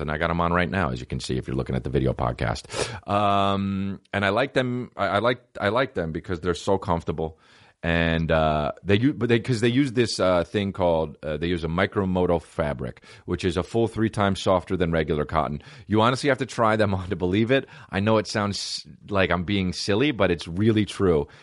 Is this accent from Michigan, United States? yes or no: no; New Jersey, United States; I'm a fucking white guy from New Jersey